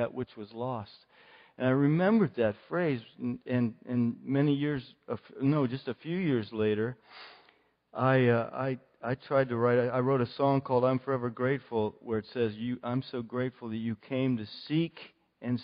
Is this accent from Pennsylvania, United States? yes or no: yes; Indiana, Pennsylvania, United States; also born or lived in Philadelphia